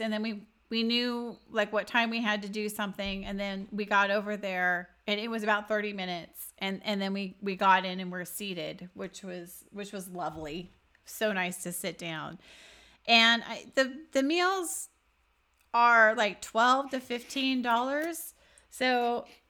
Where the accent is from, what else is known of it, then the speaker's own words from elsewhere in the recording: Texas, United States; We're from Texas